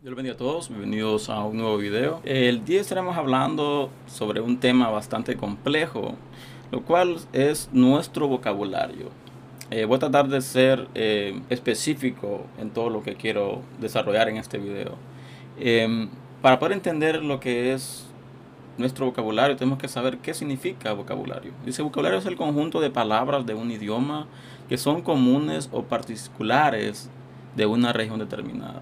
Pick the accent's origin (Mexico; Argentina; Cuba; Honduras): Honduras; yo soy de Honduras